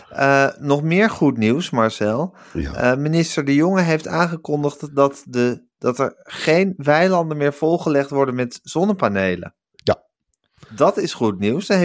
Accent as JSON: {"language": "Dutch", "region": "Gelderland", "country": "Netherlands", "said": "Ik ben een echte Gelderlander."}